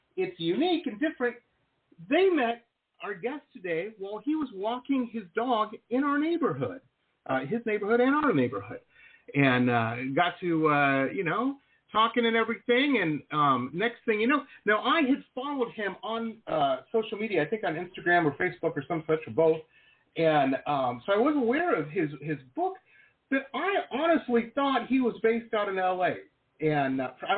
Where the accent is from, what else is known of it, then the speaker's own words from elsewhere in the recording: Detroit, Michigan, United States; moved away as an adult; also born or lived in Boston / West Coast; now in Florida, United States; I grew up in Metro Detroit, school in Boston, and lived out on the West Coast for a long time.